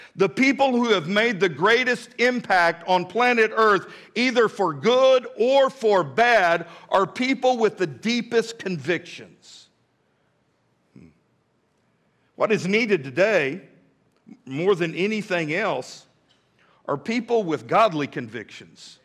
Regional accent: Midland, Texas, United States; now in Fort Smith, United States; when I was a little boy growing up in Midland, Texas

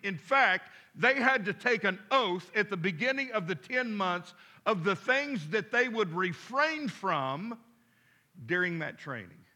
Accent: Midland, Texas, United States; now in Fort Smith, United States; as a boy growing up in Midland, Texas

